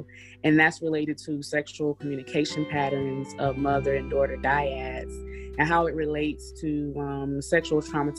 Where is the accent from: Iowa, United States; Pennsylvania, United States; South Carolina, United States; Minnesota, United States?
South Carolina, United States; I am originally from South Carolina.